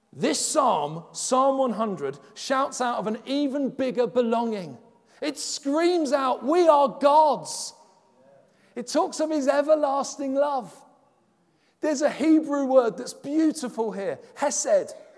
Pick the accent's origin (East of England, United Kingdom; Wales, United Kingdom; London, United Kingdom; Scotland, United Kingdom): London, United Kingdom; accent: Cockney; moved away as an adult; also born or lived in Halesowen, West Midlands; I'm from London